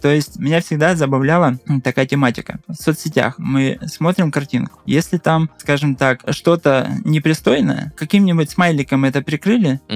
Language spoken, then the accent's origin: Russian; Russia; я только один из России был